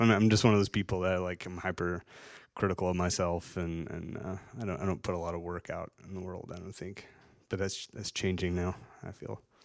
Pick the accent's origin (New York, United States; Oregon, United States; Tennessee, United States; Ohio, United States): Tennessee, United States; Chattanooga; moved away as an adult; I didn't even leave my hometown until I was like thirty, thirty-one years old